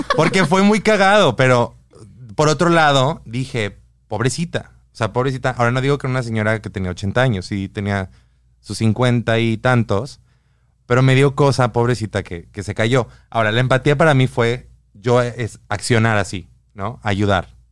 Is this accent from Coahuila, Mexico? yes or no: no; Guadalajara, Jalisco, Mexico; moved away; mi ciudad, yo soy de Guadalajara